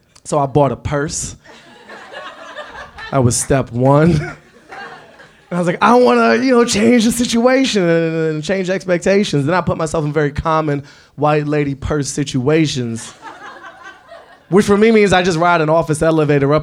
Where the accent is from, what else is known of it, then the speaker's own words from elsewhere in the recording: Washington, District of Columbia, United States; Growing up in Washington, D.C. in the 80s under a crackhead mayor